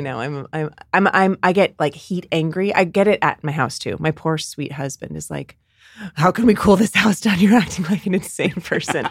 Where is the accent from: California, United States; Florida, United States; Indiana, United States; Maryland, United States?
California, United States; Bay Area; growing up in Bay, in the Bay Area